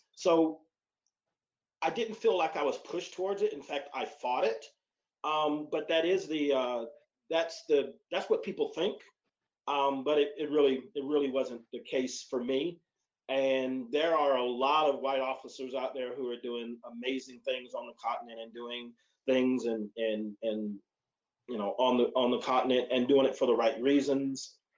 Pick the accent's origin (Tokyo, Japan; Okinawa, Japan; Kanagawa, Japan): Okinawa, Japan; So growing up in Okinawa, serving in Korea as a part of my Air Force experience as an analyst